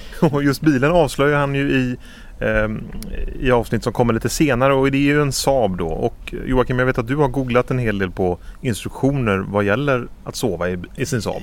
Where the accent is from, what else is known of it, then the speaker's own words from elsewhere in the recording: Stenungsund, Västra Götaland, Sweden; moved away; jag är ju från Stenungsund, men bor inte längre på västkusten